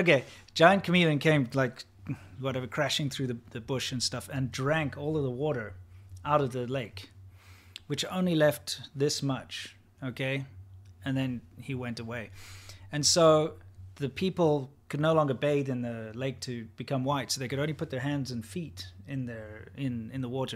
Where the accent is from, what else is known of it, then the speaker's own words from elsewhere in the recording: South Africa; moved away; I'm not a big fan of speaking Afrikaans. Not my native language. We had to learn it in school